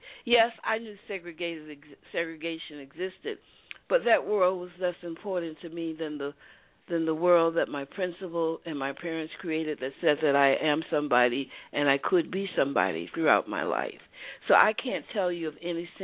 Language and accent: English; United States; Although I was born in America and grew up in America